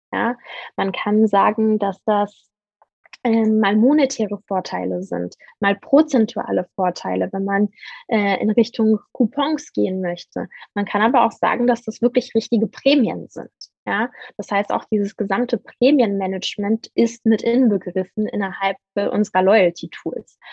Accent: Berlin, Germany; Ich bin ähm, Berlinerin

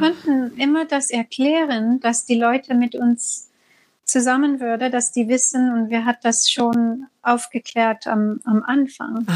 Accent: United States; German is a second language; now in Sri Lanka; Komm, komme aus dem, komme aus den U S

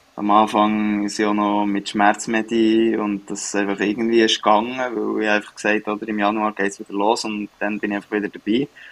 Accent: Switzerland; moved away as an adult; now in Sweden; als Schweizer

